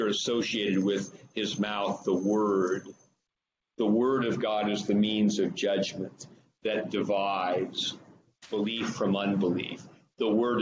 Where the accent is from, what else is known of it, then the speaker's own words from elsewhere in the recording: Northern California, United States; moved away; I'm from Northern California originally